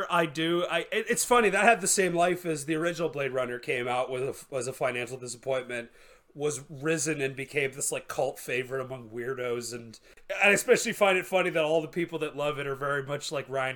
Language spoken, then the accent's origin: English; Canada; I'm from Canada.